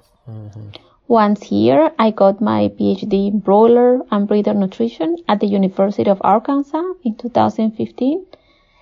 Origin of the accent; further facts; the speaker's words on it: Peru; moved away as an adult; I was born and raised in Peru